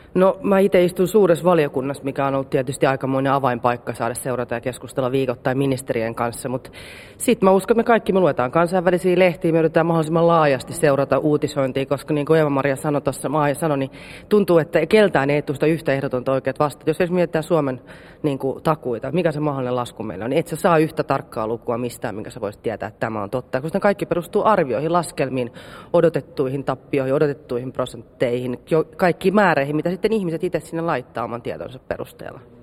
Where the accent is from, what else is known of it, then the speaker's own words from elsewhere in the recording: Helsinki, Uusimaa, Finland; mä oon stadilainen